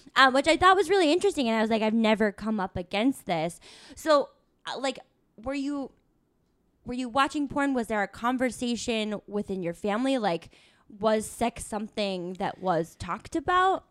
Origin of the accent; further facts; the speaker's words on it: Tucson, Arizona, United States; I'm from Tucson, Arizona, and we had the rodeo every year